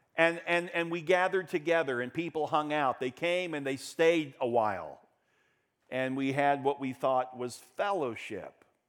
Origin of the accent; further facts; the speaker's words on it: Daytona Beach, Florida, United States; When I was a kid growing up in Daytona Beach